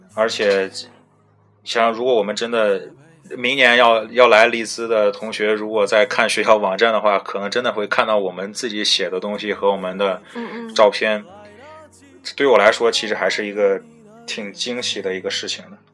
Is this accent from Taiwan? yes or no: no; China; moved away as an adult; now in United Kingdom; 我们是中国人